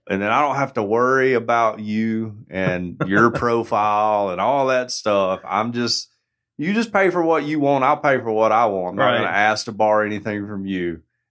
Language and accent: English; United States; as an American